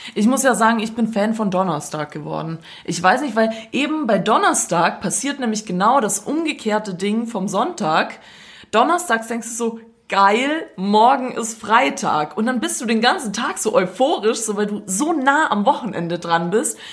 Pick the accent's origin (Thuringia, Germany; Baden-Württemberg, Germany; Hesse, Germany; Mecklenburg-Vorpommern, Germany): Baden-Württemberg, Germany; Stuttgart; accent: Swabian